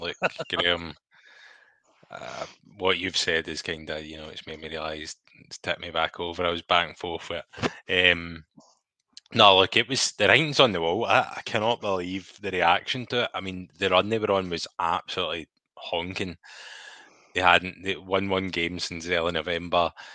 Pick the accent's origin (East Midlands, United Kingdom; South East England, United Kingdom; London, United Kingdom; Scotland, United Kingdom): Scotland, United Kingdom; I like to see my country doing well.